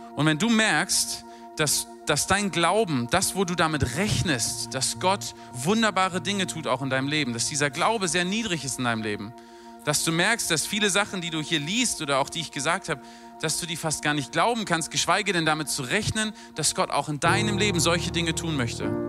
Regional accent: Berlin, Germany; moved away as an adult; also born or lived in London; now in Mosbach, Germany; Als Berliner, der in London lebt

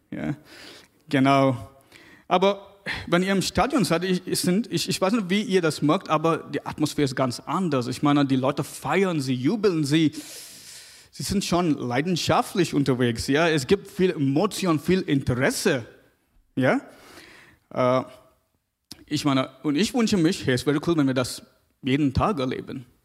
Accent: South India, India; Ich komme aus Indien, aus Südindien, ganz, ganz süd, südlich.

